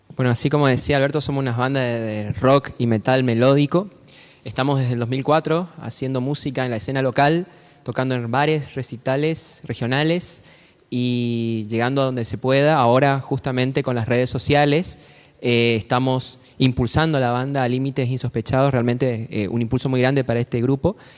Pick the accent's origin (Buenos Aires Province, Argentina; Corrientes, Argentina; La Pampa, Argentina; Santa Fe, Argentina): Corrientes, Argentina; Somos de Argentina, Corrientes Capital